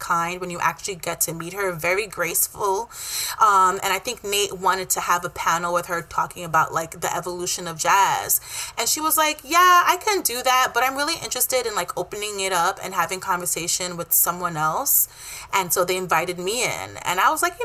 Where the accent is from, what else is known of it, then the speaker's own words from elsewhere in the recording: New York City, New York, United States; born and raised in Brooklyn